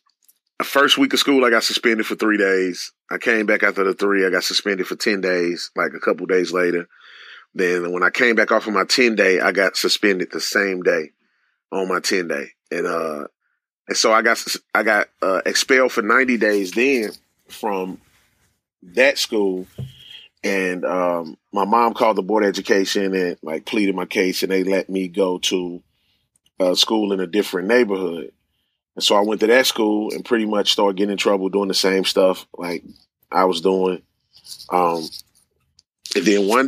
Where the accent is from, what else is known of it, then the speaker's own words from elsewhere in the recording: St. Louis, Missouri, United States; also born or lived in Greenwood, Mississippi; I grew up in the inner city of St. Louis in a single-parent home